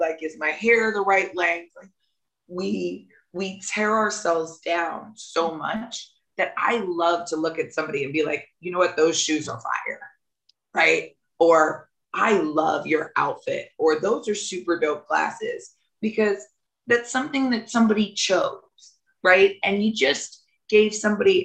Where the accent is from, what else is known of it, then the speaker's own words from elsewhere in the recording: the South, United States; I'm from the South